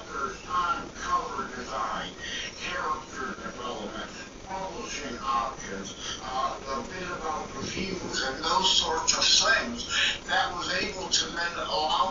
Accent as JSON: {"language": "English", "town": "Detroit", "region": "Michigan", "country": "United States", "said": "I'm from the Detroit, Michigan area"}